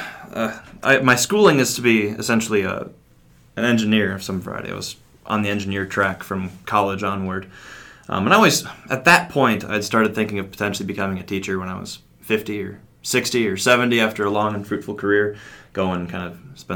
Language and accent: English; Eau Claire, Wisconsin, United States; I grew up in Eau Claire, Wisconsin